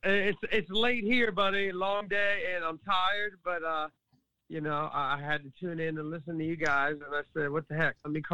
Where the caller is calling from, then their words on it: Maryland, United States; I'm calling from Maryland, right outside of Washington, D.C.